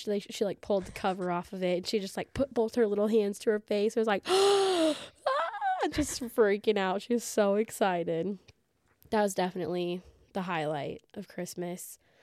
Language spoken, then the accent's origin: English; Southern Illinois, United States; I'm from Southern Illinois, working in a real small rural hospital